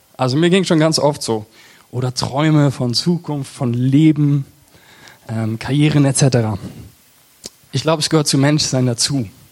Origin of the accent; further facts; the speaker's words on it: Eversbach, Hessian Hinterland, Hesse, Germany; ich komme aus Eversbach das ist so im Bermuda-Dreieck zwischen, zwischen Siegen, Marburg und Gießen